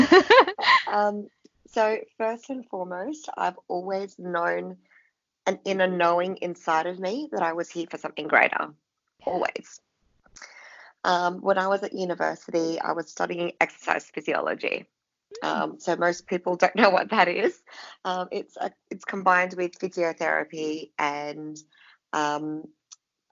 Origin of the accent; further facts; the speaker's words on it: Philippines; moved away; I come from the Philippines